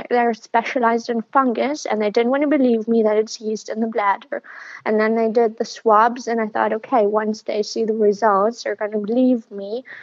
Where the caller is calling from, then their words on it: Germany; Um, I'm calling from Germany. I live in Berlin, but I'm in southern Germany with my dad right now.